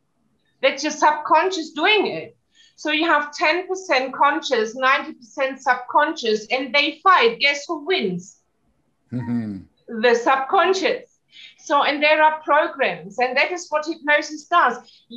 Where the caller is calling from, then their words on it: Valencian Community, Spain; Yes, I'm zooming in from Spain, from the mainland, from the Costa Blanca. It's a beautiful part of Spain.